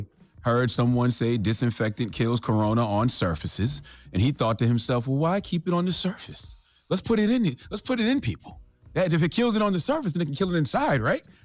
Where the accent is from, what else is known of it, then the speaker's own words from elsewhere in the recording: South Carolina, United States; I'm from South Carolina too